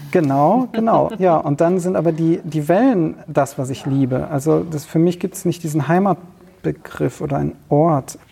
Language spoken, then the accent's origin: German; Cologne, North Rhine-Westphalia, Germany; Ich bin in äh, Köln, im Kölner Raum aufgewachsen.